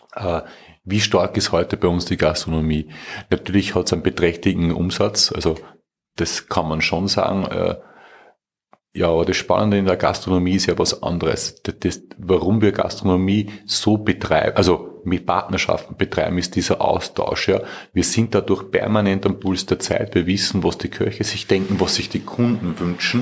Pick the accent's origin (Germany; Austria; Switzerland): Austria; ich bin ja Österreicher, ich lebe ja